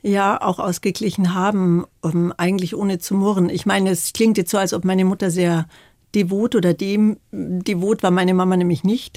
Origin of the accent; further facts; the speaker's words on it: Bolzano, Trentino-Alto Adige, Italy; Ich bin ja in Bozen geboren, mhm. im Gräserhof